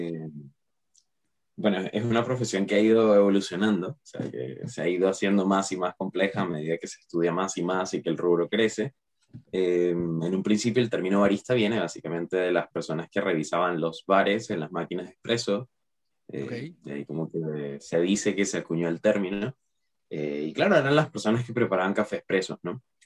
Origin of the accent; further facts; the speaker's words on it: Caracas, Capital District, Venezuela; moved away as an adult; now in Chile; me cambié de país, me vine para acá de Chile, yo soy de Caracas, Venezuela